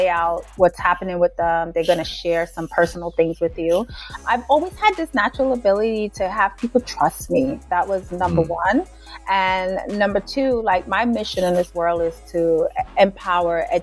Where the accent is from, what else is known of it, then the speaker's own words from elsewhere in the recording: New York City, New York, United States; also born or lived in Jamaica; I am a little girl that was actually born and raised in Jamaica for part of her younger years. Then my mom moved me here to Brooklyn. I was raised in Brooklyn